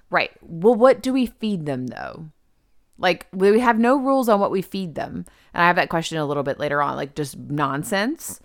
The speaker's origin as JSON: {"language": "English", "region": "the South", "country": "United States", "said": "we're from, we're from the South."}